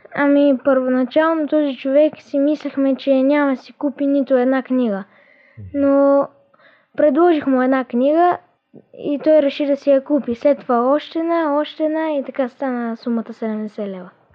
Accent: Veliko Tarnovo, Veliko Tarnovo Province, Bulgaria; от Велико Търново съм и съм на 12 години.

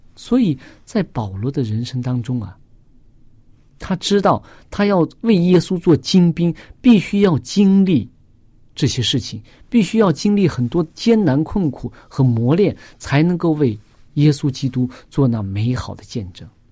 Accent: China; 我们中国人

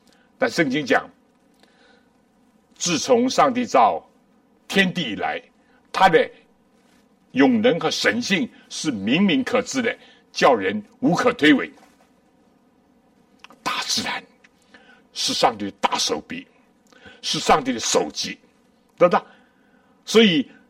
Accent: China; 书展也好，书也好，这是近代人，我们中国人尤其都非常熟悉的。

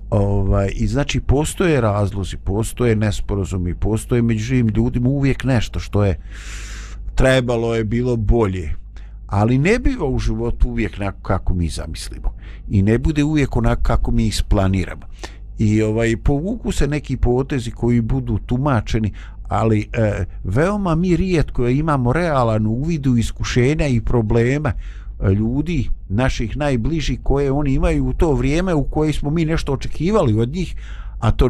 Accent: Bosnia & Herzegovina

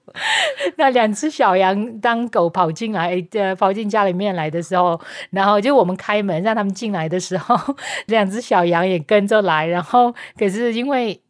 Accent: Myanmar; Chinese is a second language; moved away as an adult; also born or lived in Taiwan; 我在缅甸出生

